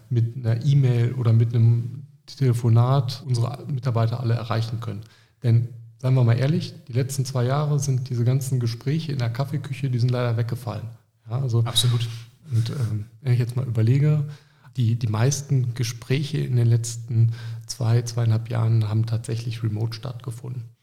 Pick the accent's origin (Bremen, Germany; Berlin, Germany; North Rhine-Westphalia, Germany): North Rhine-Westphalia, Germany; Düsseldorf; Wer mich kennt, der weiß, ich bin Düsseldorfer